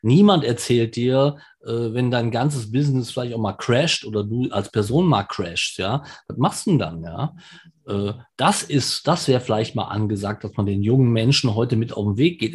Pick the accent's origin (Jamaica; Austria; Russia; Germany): Germany; Ich bin zwar in Deutschland geboren und auch hier zu Hause